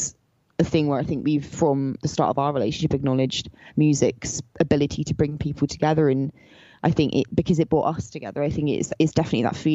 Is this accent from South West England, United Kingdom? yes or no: yes; Somerset, South West England, United Kingdom; we grew up in the English countryside in southwest England, in Somerset